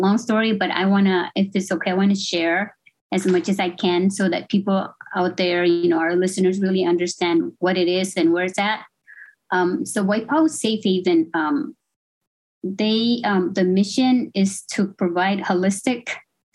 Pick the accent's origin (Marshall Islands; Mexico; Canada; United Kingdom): Marshall Islands; now in Hawaii, United States; I'm from the Marshall Islands, born and raised in the Marshall Islands, and kind of came to school abroad.